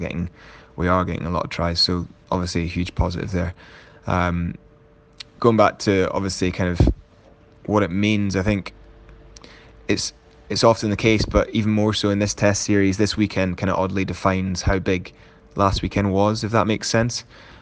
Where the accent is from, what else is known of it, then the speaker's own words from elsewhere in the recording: Scotland, United Kingdom; as a Scottish fan